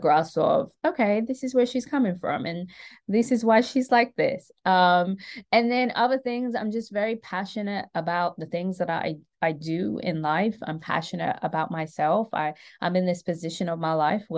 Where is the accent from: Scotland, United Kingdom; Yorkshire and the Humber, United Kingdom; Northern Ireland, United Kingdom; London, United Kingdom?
London, United Kingdom; moved away as an adult; now in Atlanta, United States; I was born and raised in London to Caribbean parents.